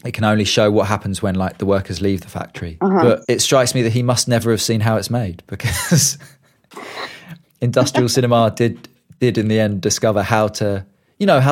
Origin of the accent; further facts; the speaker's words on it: United Kingdom; me as a Brit